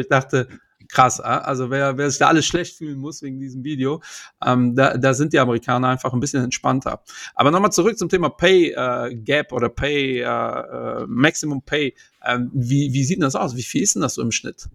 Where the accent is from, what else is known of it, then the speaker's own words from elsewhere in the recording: Portugal; now in Germany; Ich bin Portugiese